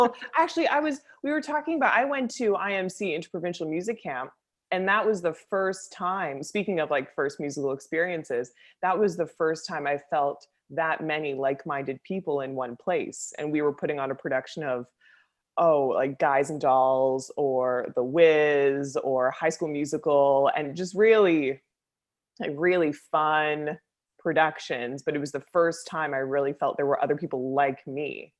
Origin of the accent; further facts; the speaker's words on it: Aurora, Ontario, Canada; I'm from Aurora, Ontario, which is about, which is about an hour north of the city.